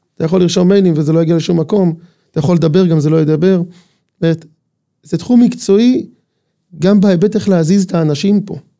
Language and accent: Hebrew; Ramat Tzvi, Northern District, Israel; אני בן מושב רמת צבי